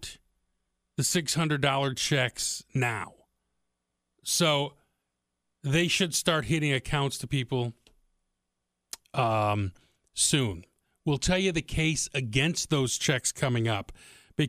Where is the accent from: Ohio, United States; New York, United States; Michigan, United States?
Michigan, United States; Detroit; I'm from Detroit